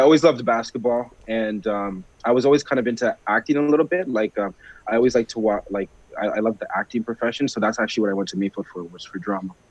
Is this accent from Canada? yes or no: yes; Brampton, Ontario, Canada; also born or lived in Rexdale, Toronto; I was raised in Brampton, but I was actually born in Rex.